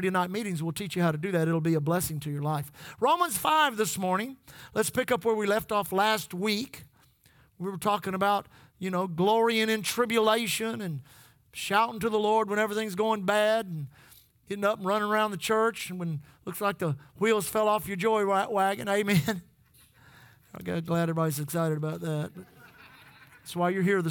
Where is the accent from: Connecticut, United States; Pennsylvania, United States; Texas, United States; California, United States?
Texas, United States; we are from Texas